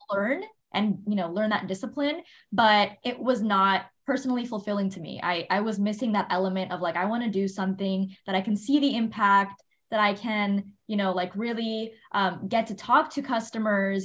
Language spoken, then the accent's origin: English; Miami, Florida, United States; moved away; i was born and raised in miami Florida